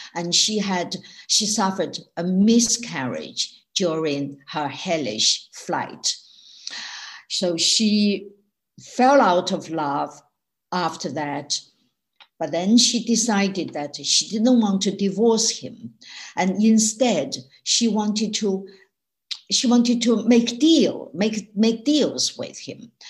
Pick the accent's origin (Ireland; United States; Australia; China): China; Sichuan; English is a second language; moved away as an adult; now in United Kingdom; when I was growing up in China in the 1950s, 60s, and 70s